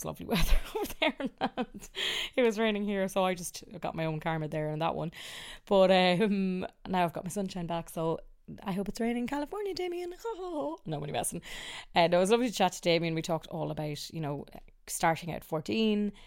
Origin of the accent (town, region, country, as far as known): Ireland; accent: Irish; also born or lived in Australia